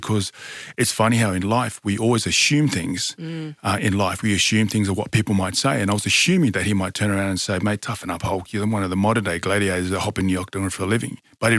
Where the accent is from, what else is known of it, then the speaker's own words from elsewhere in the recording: Tonga; also born or lived in Newcastle, Australia; So I was born in Newcastle, New South Wales, is where I was born. So obviously love my my rugby league over in New South Wales, but I was brought up in Tonga.